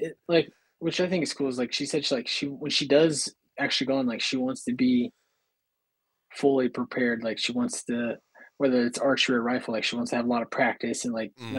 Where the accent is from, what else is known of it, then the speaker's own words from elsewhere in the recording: Iowa, United States; moved away; that's what I grew up with too in Iowa.